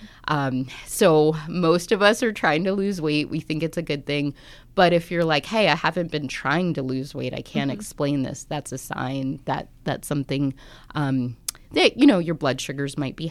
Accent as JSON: {"language": "English", "town": "Washington", "region": "District of Columbia", "country": "United States", "also_born_or_lived": "Alaska / Tuba City, Arizona", "moved": "as an adult", "said": "I'm originally from the Washington, D.C. area, but I've kind of moved around, worked in Alaska, and most recently I came from Tuba City."}